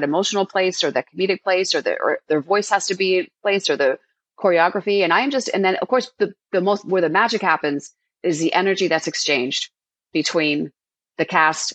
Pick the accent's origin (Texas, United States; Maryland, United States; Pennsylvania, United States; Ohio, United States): Pennsylvania, United States; Philadelphia; I grew up in Philadelphia